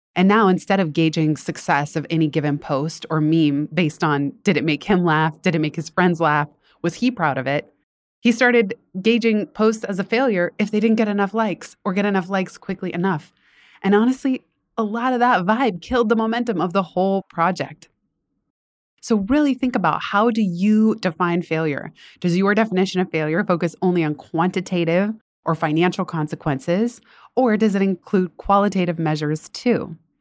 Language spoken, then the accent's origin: English; Northern California, United States; moved away as an adult; also born or lived in Los Angeles, California; now in East Coast, United States; I didn't wanna go to school in NorCal, that's where I grew up